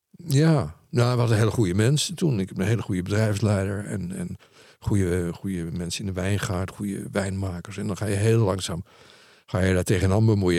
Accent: Netherlands; Ik ben een Nederlander

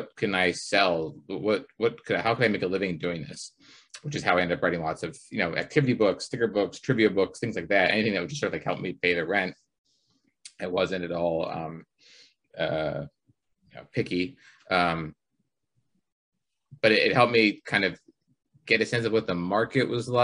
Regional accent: Pittsburgh, Pennsylvania, United States; moved away; I grew up in Pittsburgh for a while

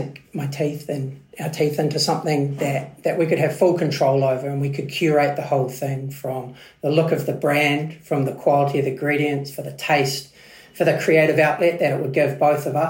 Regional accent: New Zealand; also born or lived in United Kingdom; I am proud Kiwi

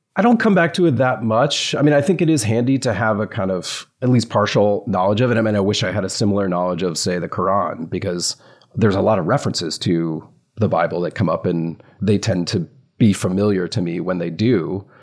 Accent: the South, United States; I grew up in the South

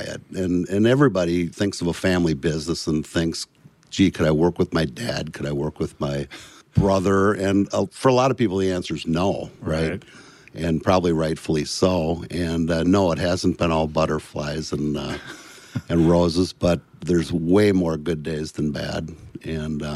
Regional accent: Bloomington, Minnesota, United States; also born or lived in Richfield, Minnesota; born in Richfield, Minnesota, and raised in Bloomington, Minnesota.

